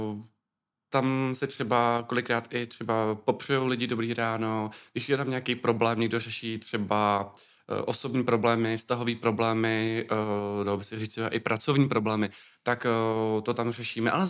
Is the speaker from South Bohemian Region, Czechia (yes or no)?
no; Ústí nad Labem, Ústí nad Labem Region, Czechia; Eh, z Ústí nad Labem.